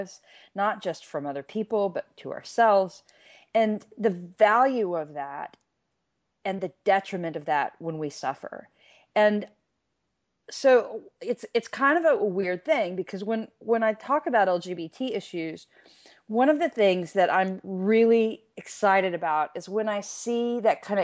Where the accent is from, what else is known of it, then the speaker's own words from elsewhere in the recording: United States; moved away as an adult; I was an American living out of the country for years. I got an earful about American politics and people didn't like me just because of my accent.